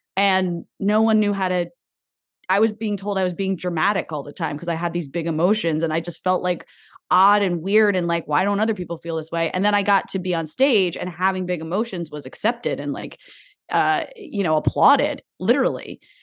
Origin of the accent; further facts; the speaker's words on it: New Jersey, United States; moved away as an adult; also born or lived in Boston / Los Angeles; I grew up in New Jersey